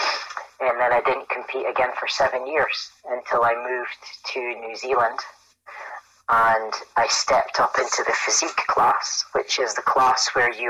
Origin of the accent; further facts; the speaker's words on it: Aberdeen, Scotland, United Kingdom; I'm from Aberdeen in Scotland